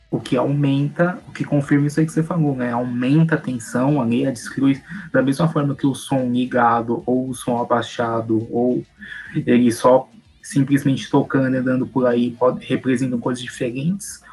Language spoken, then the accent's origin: Portuguese; São Paulo, Brazil; São Paulo, de onde eu sou